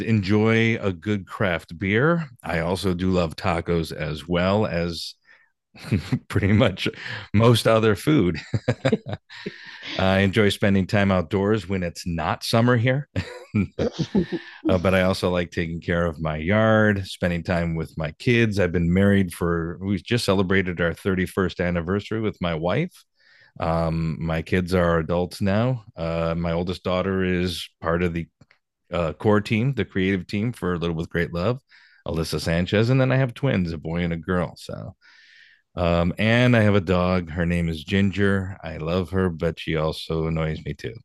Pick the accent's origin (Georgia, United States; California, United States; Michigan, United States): Michigan, United States; moved away as an adult; now in Hollywood, United States; I grew up in Michigan